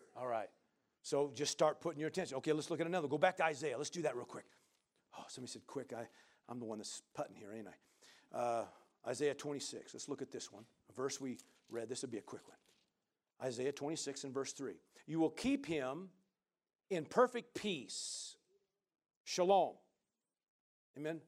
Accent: Midwest, United States; now in Central Oregon, United States; I grew up in the Midwest

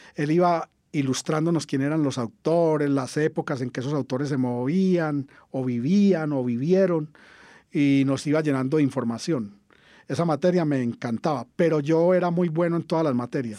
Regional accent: Caldas, Antioquia, Colombia; yo soy de Caldas, Antioquia, en el sur del Valle de Aburrá estudié en el liceo del municipio, el José María Bernal, todo el bachillerato

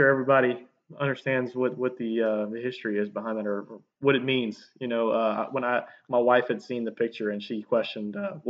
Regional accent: Baton Rouge, Louisiana, United States; also born or lived in Ascension Parish, Louisiana; now in Albany, Louisiana, United States; I was born and raised in Baton Rouge, and you know, went to school all through high school and college over there. And basically, when I moved out on my own and got my own place, I kind of bought my first house in Ascension Parish in the neighborhood.

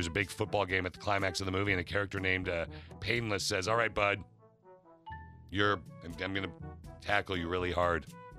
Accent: Lansing, Michigan, United States; Okay, I grew up in Lansing.

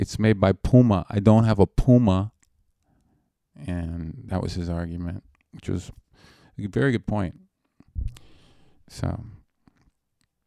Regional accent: Canada; now in United States; I'm Canadian.

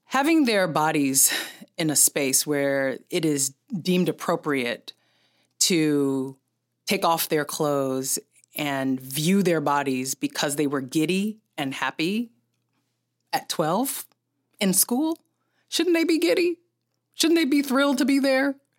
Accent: San Francisco, California, United States; I'm from San Francisco

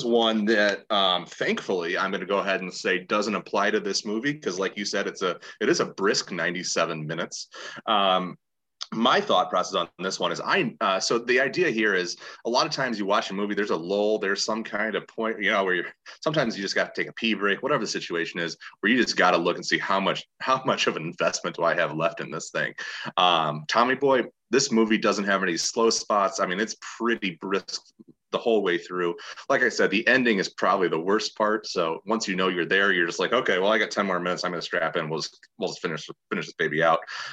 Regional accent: Indiana, United States; growing up in Indiana

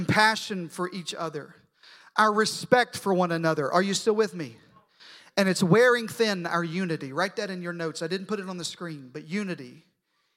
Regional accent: Arkansas, United States; I'm from Arkansas

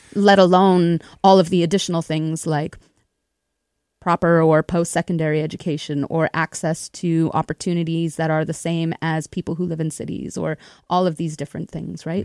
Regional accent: Winnipeg, Manitoba, Canada; I grew up in Winnipeg itself

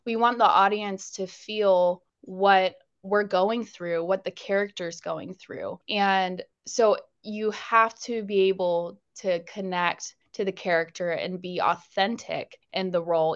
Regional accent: Jacksonville, Florida, United States; also born or lived in Pensacola, Florida / Las Vegas; I was born in Pensacola, Florida, but then I moved here when I was a baby, and this place is home

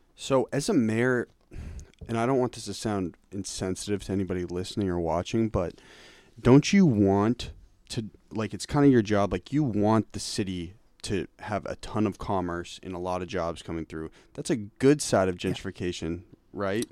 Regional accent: Cambridge, Massachusetts, United States; I'm from Cambridge, man. That's where I grew up

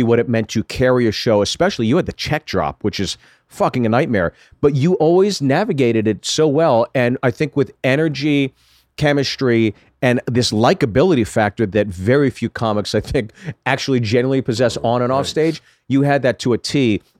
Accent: Ohio, United States; Hey, I'm from Ohio.

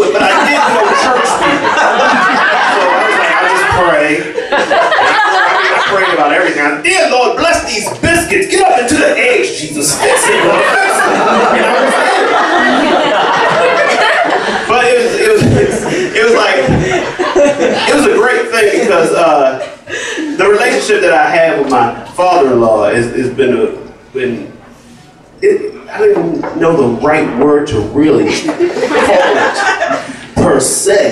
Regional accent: Baltimore, Maryland, United States; I'm from from Baltimore.

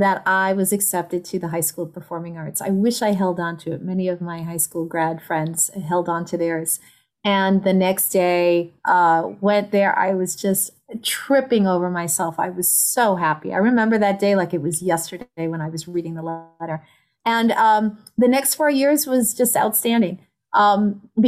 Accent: New York City, New York, United States; moved away as an adult; now in San Francisco Bay Area, United States; I was born in the Bronx. Woo woo. And raised

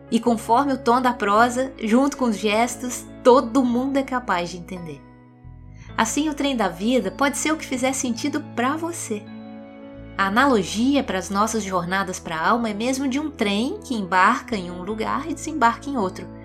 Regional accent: Minas Gerais, Brazil; Mas, como mineirinha que sou, trem faz parte da minha história de vida. Eu vim do interior e passeei muito de Maria Fumaça lá na minha infância, nas serras de Minas Gerais.

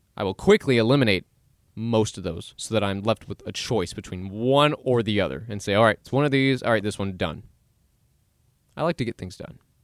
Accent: Dallas, Texas, United States; I was born in Dallas, born and raised, and I'm still here.

